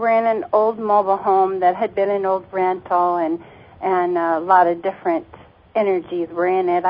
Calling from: Mojave Valley, Arizona, United States; I'm from Mojave Valley, Arizona.

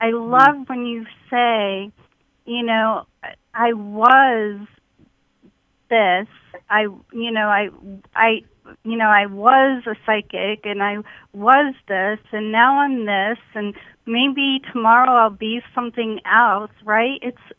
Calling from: Rhode Island, United States; I am calling from Rhode Island.

